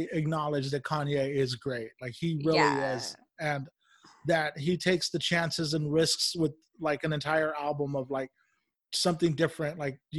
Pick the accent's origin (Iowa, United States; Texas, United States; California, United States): California, United States; Bakersfield; So I didn't grow up here. I grew up in Bakersfield.